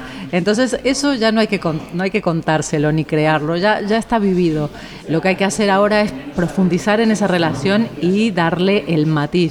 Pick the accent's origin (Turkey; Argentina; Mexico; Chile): Argentina; now in Spain; Argentina, que es donde yo nací